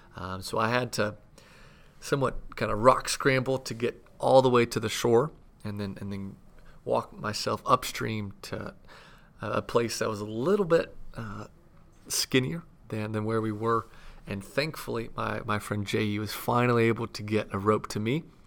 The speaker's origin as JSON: {"language": "English", "region": "Southeast", "country": "United States", "tie": "born or raised there", "said": "growing up in the Southeast, Uh, we never really had, uh, great skiing weather"}